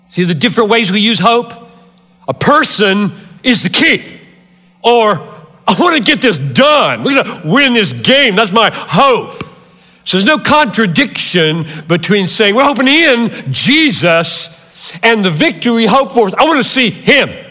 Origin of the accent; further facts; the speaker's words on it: Greenville, South Carolina, United States; moved away; I grew up three hours from here in Greenville, South Carolina.